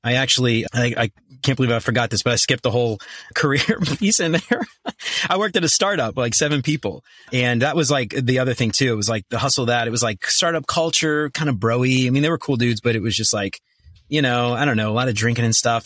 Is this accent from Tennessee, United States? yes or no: no; New Orleans, Louisiana, United States; moved away as an adult; also born or lived in Northern Kentucky; now in Kentucky, United States; I'm originally from New Orleans. I moved up to the Cincinnati area in twenty twenty-ish.